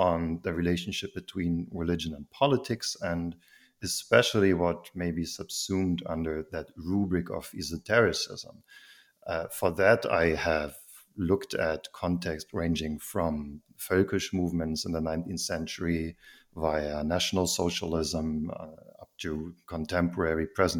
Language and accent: English; Heidelberg, Baden-Württemberg, Germany; English is a second language; I am actually from Heidelberg. I'm one of the very rare indigenous species that is actually from there.